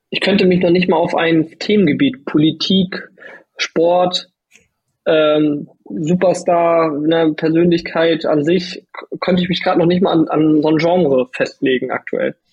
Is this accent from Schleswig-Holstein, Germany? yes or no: yes; Lübeck, Schleswig-Holstein, Germany; now in Hannover, Germany; also, Lübeck ist meine Heimat und es wird auch immer meine Heimat bleiben, aber mein Lebensmittelpunkt ist Hannover